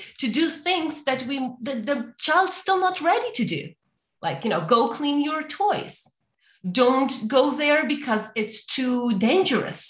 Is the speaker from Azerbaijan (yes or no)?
no; Ukraine; moved away as an adult; now in Canada; I born and raised in Ukraine, but I came to Canada about 6 years ago